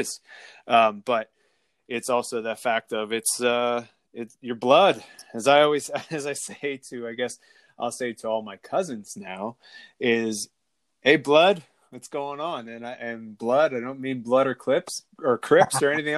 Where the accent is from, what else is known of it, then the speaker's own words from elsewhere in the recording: Schuylkill County, Coal Region, Pennsylvania, United States; I'm from Schuylkill County and the Coal Region.